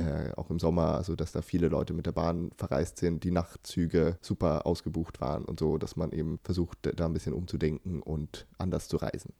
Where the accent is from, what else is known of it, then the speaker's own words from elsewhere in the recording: Germany; now in Sweden; als Deutscher in Schweden